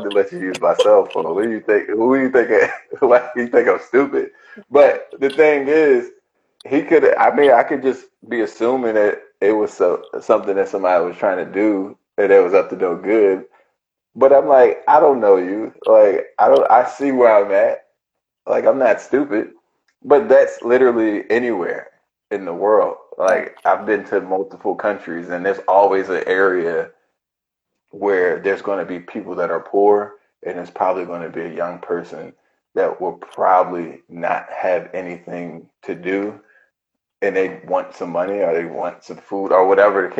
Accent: United States; as an American

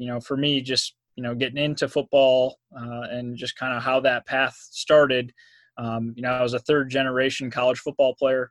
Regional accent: Belvidere, Illinois, United States; moved away as an adult; also born or lived in Santa Rosa, California / Indiana / Albany, New York; I was born in Santa Rosa, California. Grew up in Belvidere, Illinois, which is about an hour north of Chicago

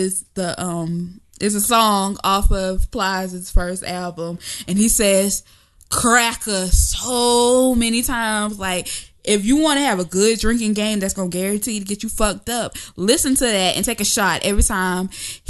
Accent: the South, United States; I'm from the South

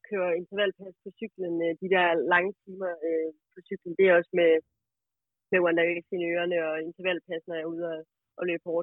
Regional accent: Aalborg, North Denmark Region, Denmark; der, hvor jeg kommer fra, der går man jo i gaden og i Aalborg.

